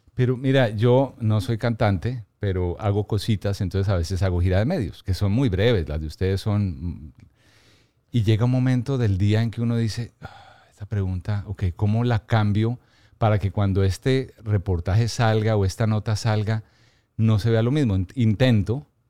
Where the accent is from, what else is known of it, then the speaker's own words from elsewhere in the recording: Bogotá, Colombia; Soy bogotano, aunque tengo mi, corazón también en la costa